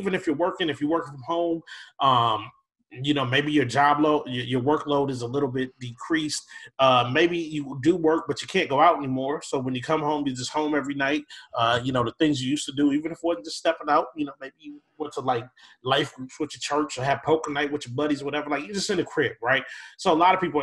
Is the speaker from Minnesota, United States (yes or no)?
yes; Minneapolis, Minnesota, United States; I grew up in South Minneapolis and lived a fairly whatever city life